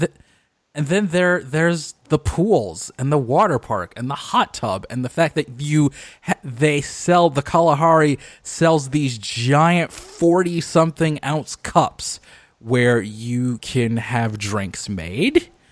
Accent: Detroit, Michigan, United States; my hometown of Detroit, Michigan

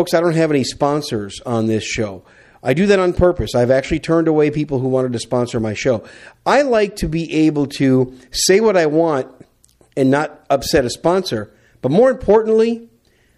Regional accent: Wisconsin, United States; moved away as an adult; also born or lived in New York City, New York; now in Texas, United States; I call Wisconsin home, even though I was born in New York City. I was raised most of my life in America's Dairyland

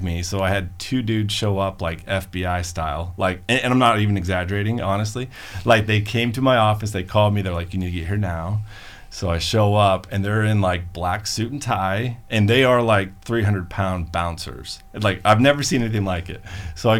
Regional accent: Colorado Springs, Colorado, United States; now in Arizona, United States; I'm from Colorado Springs. My wife is from Arizona. So that's why I'm in Arizona.

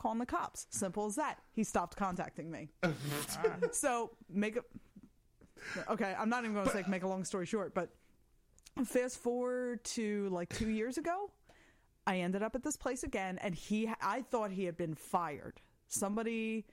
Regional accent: Ireland; as an Irish woman

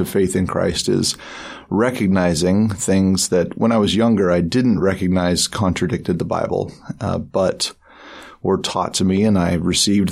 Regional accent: Salt Lake area, Utah, United States; my sister and I went to live with my mother's family down in the Salt Lake area

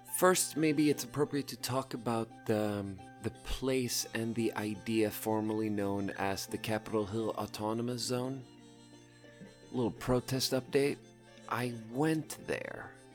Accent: Malmö, Skåne, Sweden; I grew up in, I was born in Malmö. I grew up around there.

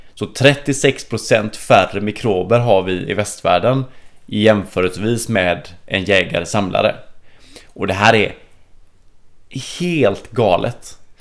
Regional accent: Sweden

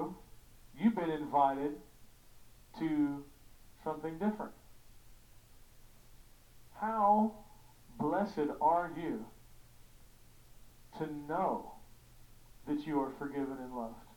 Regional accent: Kentucky, United States; I'm from Kentucky, and so we got ponds.

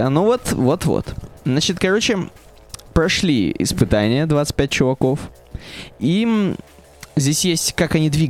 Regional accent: Michigan, United States; я из Мичигана, если что.

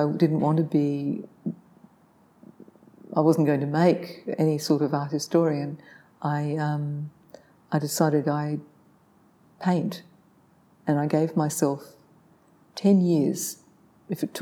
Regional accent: Sydney, New South Wales, Australia; I was born in Manly Hospital and grew up on the Northern Beaches in Sydney

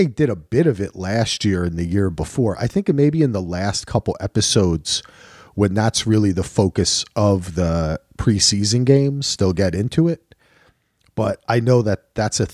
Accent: New Jersey, United States; I'm from Jersey

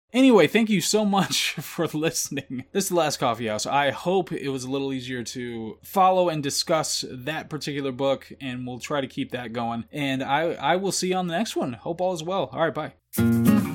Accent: United States; as an American

